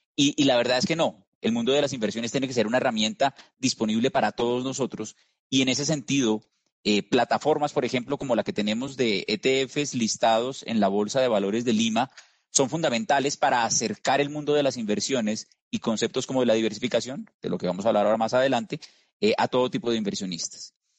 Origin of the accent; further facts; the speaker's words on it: Colombia; como escuchas por mi acento, no soy peruano, soy colombiano